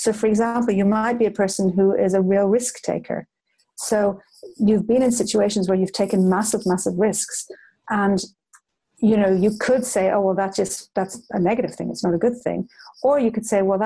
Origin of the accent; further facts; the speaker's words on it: Ireland; when I was a child growing up in Ireland